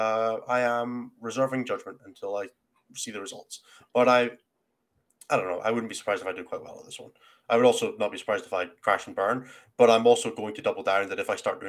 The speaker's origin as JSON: {"language": "English", "region": "Scotland", "country": "United Kingdom"}